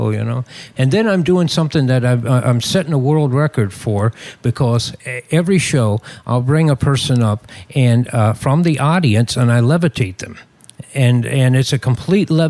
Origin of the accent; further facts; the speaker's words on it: West Virginia, United States; born there; I grew up in, uh, uh, I didn't grow up, but I was born in West Virginia. And uh, back there, they have fireflies